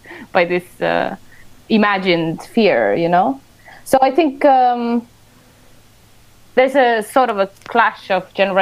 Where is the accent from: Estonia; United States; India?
Estonia; Well, I was born in the Soviet Union. I was 6 when Estonia got independent.